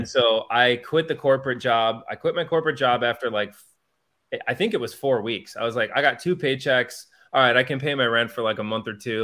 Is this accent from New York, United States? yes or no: no; Wheaton, Illinois, United States; moved away; also born or lived in Arizona / Saint Louis; I grew up in Wheaton, Illinois, which is outside the Chicago area